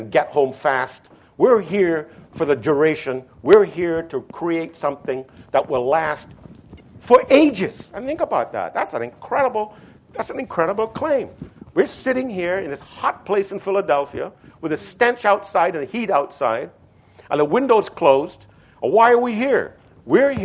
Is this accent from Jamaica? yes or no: no; Trinidad & Tobago; moved away; I was raised in the then British West Indies, just like Hamilton was, and I was raised in Trinidad